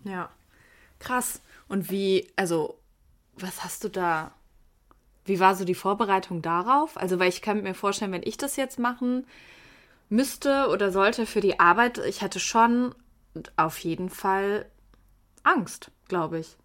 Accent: Wuppertal, North Rhine-Westphalia, Germany; ich komme aus Wuppertal

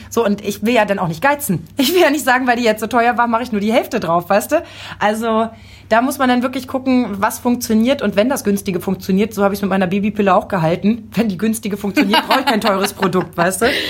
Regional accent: Lower Saxony, Germany; accent: Hochdeutsch; Ich komme aus Niedersachsen. Ich bin mit Hochdeutsch mhm. groß geworden.

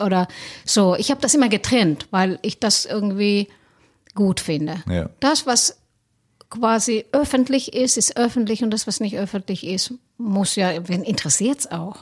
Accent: Helsinki, Uusimaa, Finland; moved away as an adult; now in Cologne, Germany; ich komme aus Helsinki ursprünglich, wohne, bin aber Kölsche Mädchen seit 2010

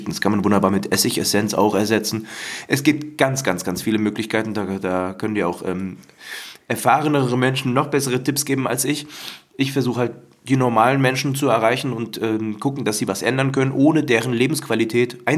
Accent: Hesse, Germany; now in Cologne, Germany; Ich bin kein gebürtiger Kölner. Ich bin nicht in der Stadt groß geworden, sondern auf dem Land in der hessischen, osthessischen Provinz Nähe Fulda in der Rhön auf dem Dorf

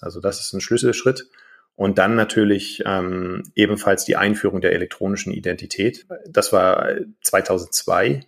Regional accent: Germany; now in Estonia; ich als deutscher Staatsbürger habe eine estnische persönliche Kennziffer

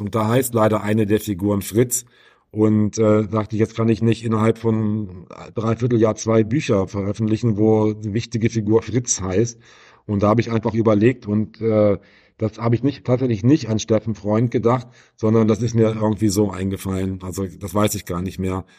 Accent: Wolfenbüttel, Lower Saxony, Germany; moved away; in Wolfenbüttel in meiner alten Heimat

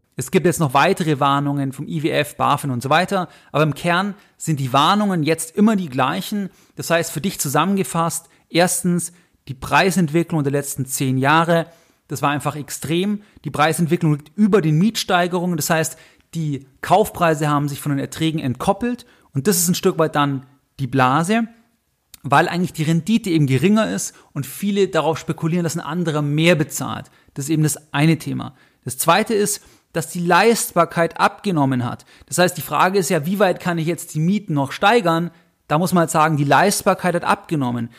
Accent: Augsburg, Bavaria, Germany; ich bin in Augsburg geboren

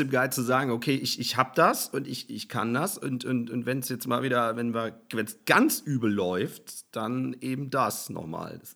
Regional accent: Hesse, Germany; also born or lived in Cologne; now in Hamburg, Germany; bin ja aus Hessen, bin dann nach Köln und bin dann nach Hamburg

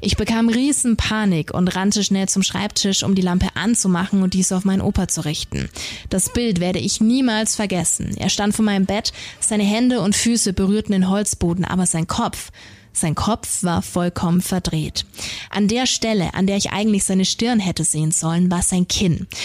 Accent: Nuremberg, Bavaria, Germany; hier bei uns in Nürnberg

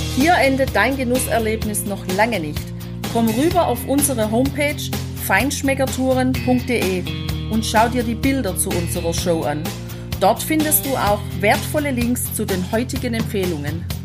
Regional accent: Germany; bei uns zu Hause in Deutschland

